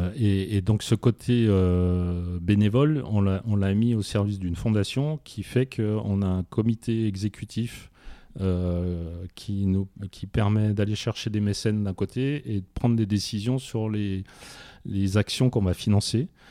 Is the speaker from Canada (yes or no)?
no; France; on est français